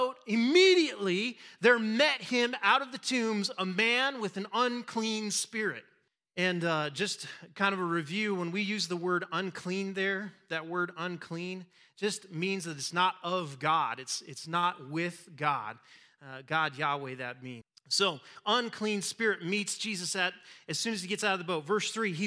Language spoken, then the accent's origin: English; Wyoming, United States; we're from Wyoming